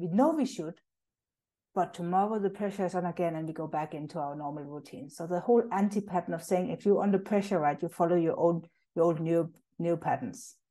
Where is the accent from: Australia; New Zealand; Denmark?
Denmark; moved away as an adult; now in South Africa; I'm actually originally from Denmark. That's where I grew up and moved